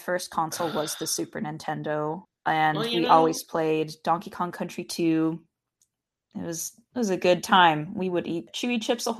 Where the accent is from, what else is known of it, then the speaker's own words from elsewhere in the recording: Richland, Washington, United States; I grew up in Washington State in a little town called Richland.